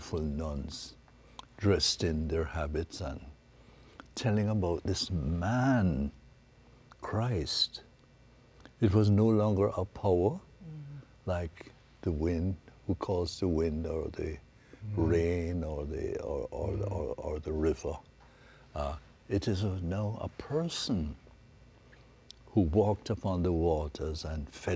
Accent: Jamaica; And then we grew up in Jamaica

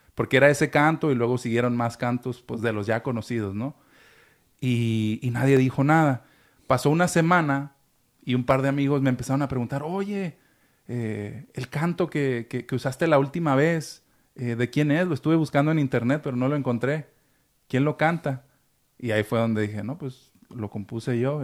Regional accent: Chihuahua, Mexico; Yo soy chihuahuense

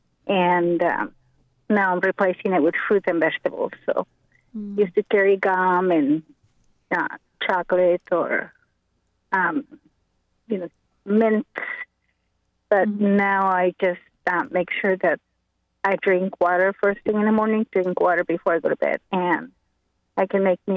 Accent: Mexico; now in United States; when I grew up in Mexico

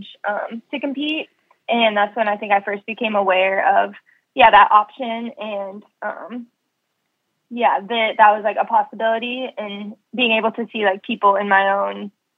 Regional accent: Ames, Iowa, United States; moved away as an adult; also born or lived in Nebraska; I loved growing up in Ames

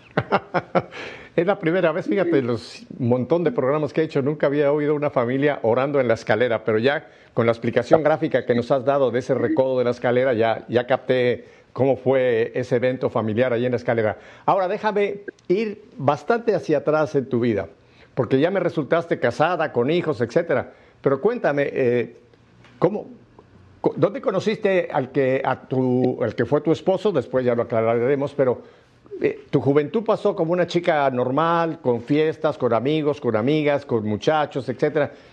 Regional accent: Mexico City, Mexico; Yo soy chilango de lo que llaman Ciudad de México ahora, antes era Distrito Federal

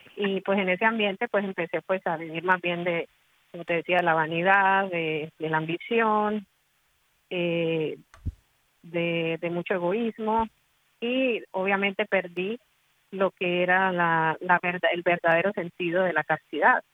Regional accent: Colombia; soy de Colombia

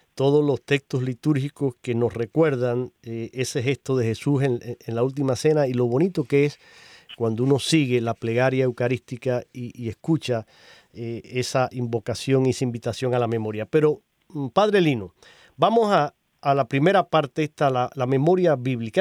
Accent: Cuba; now in United States; yo vengo de Cuba

